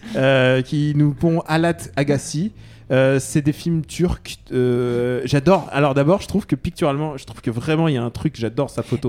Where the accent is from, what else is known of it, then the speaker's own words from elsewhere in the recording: France; je suis né en France, mais, mais je suis, mais je suis russe de cœur.